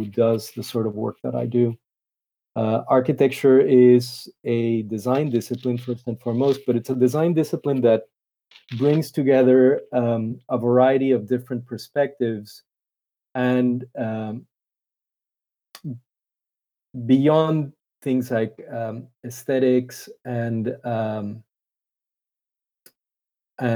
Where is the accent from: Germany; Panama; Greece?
Panama; I'm originally from Panama in Central America